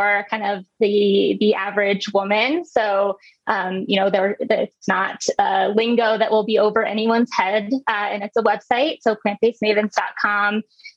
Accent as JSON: {"language": "English", "region": "Midwest", "country": "United States", "tie": "born or raised there", "said": "I grew up in the Midwest"}